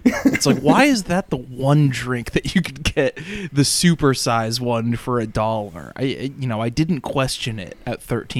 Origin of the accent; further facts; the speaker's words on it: the South, United States; I put in my body growing up was just gallons upon gallons of sweet tea. It's like, oh, it's like I'm from the South.